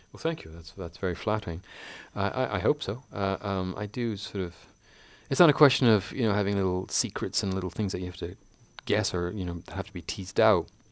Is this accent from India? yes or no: no; Canada; I'm a fifty-two-year-old Canadian